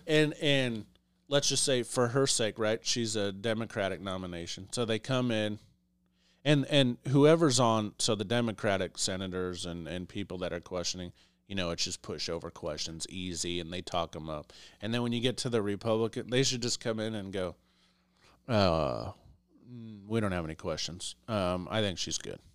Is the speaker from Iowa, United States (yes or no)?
yes; Iowa, United States; I was born in Iowa